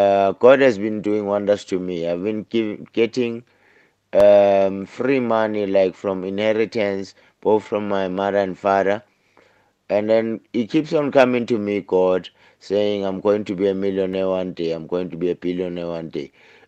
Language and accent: English; Johannesburg, Gauteng, South Africa; I'm from Soweto, Pimville. I was born 16 November 1968.